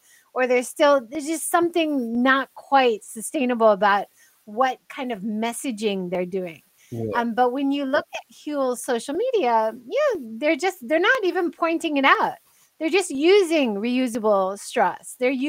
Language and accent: English; United States; moved away; I'm American.